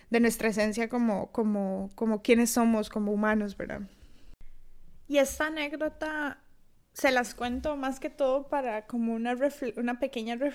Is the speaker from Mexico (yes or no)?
no; Costa Rica; accent: Costa Rican; moved away as an adult; now in Tallinn, Estonia; Yo soy de Costa Rica, de ahí mi acento. Y bueno, yo emigré a Estonia hace ya casi dos años. Eh, actualmente vivo en Tallinn.